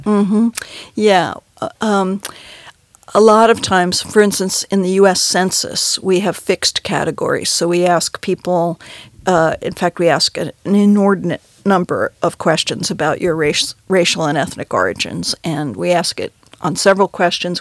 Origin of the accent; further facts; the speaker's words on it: New York City, New York, United States; I grew up in New York City